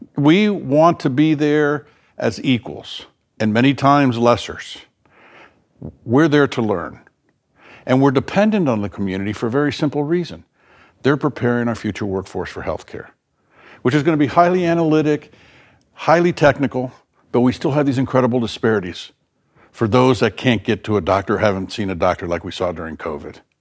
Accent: South Florida, United States; moved away; in the South, where I grew up in South Florida

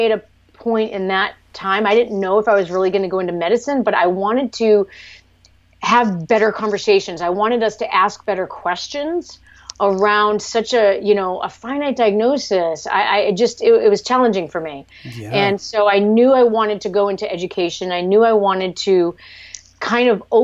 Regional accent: Cape Cod, Massachusetts, United States; moved away as an adult; also born or lived in Vietnam / New York / San Francisco; I grew up on Cape Cod via Vietnam

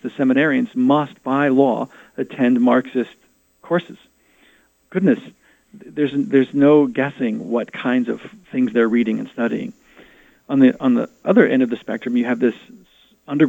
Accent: United States; as an American

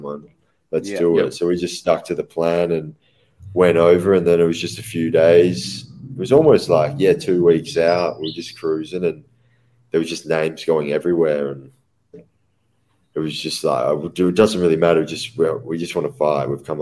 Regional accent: Perth, Western Australia, Australia; in Perth, you know, if it's my hometown

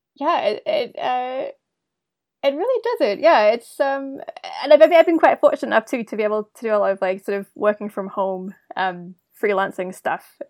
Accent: Wellington, New Zealand; moved away as an adult; also born or lived in United States / Australia; now in Calgary, Canada; I grew up in New Zealand. Um, I'm from Wellington originally, and went to school there

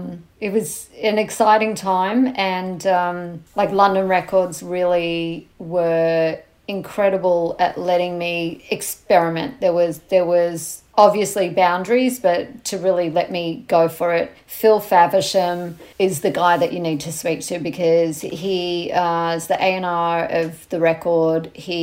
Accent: Australia; now in United Kingdom; when I came from Australia to the UK with my album

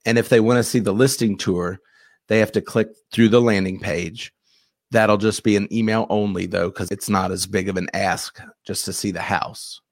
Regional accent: Louisville, Kentucky, United States; also born or lived in Ohio; I'm from Louisville

